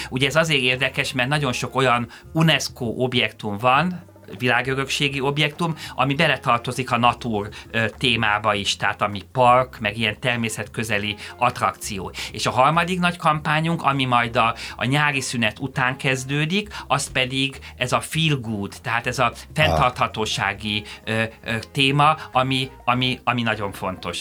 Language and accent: Hungarian; Hungary; én magyarként